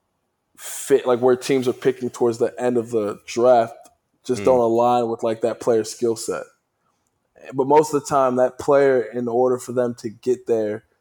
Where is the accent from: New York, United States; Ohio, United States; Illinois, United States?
Ohio, United States; Cleveland; I grew up in Cleveland